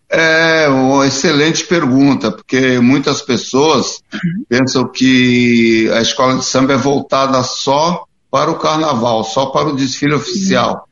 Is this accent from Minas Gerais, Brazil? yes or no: no; São Paulo, Brazil; eu nasci na Bela Vista, aí na, na Alameda Rio Claro, do antigo Hospital Matarazzo. E minha mãe morava na Marcos Leão. E uhum. eu comecei a ver os ensaios da Vai Vai